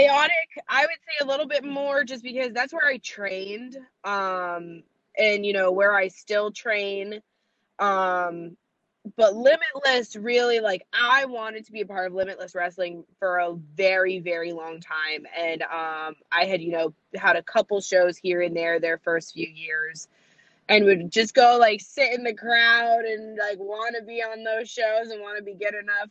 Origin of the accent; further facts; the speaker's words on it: central Massachusetts, United States; also born or lived in Worcester, Massachusetts; I'm from central Massachusetts, so it's very much like more rural and we don't have a lot of accents here.